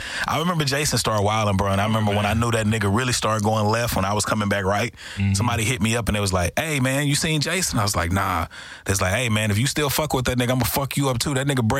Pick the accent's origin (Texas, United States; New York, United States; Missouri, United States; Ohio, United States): Texas, United States; Texarkana; I think one of the advantages I have from growing up in Texarkana was, not to be funny, it's a homegrown place.